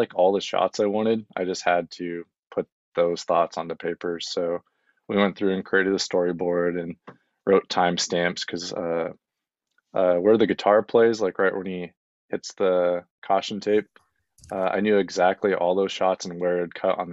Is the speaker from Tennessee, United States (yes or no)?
no; Wyoming, United States; now in Los Angeles, United States; I'm from Wyoming